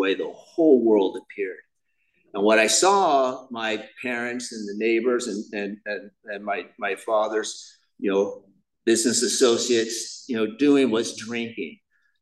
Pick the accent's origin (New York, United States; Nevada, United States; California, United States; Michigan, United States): California, United States; Huntington Beach; I grew up in Huntington Beach